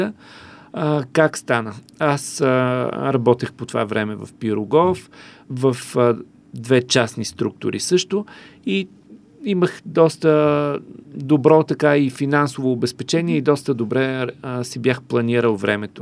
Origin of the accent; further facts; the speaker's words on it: Karlovo, Plovdiv Province, Bulgaria; moved away; в моя роден град Карлово